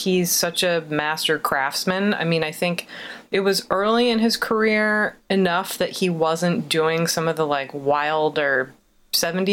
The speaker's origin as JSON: {"language": "English", "area": "outside of Philadelphia", "region": "Pennsylvania", "country": "United States", "tie": "born or raised there", "said": "growing up outside of Philadelphia"}